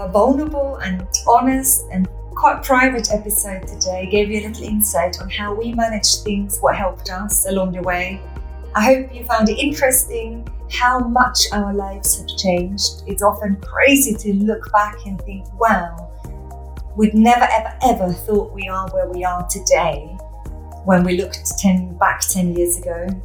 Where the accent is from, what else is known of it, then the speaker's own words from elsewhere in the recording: Austria; I know. Growing up in Austria, I could knock back a schnapps.